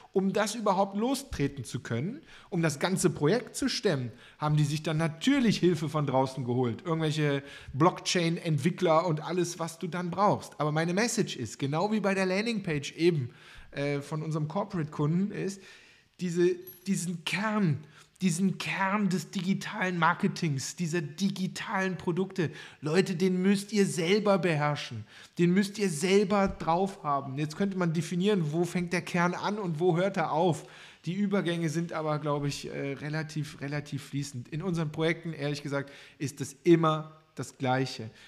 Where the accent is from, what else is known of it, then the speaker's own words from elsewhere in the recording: Cologne, North Rhine-Westphalia, Germany; ich als Kölner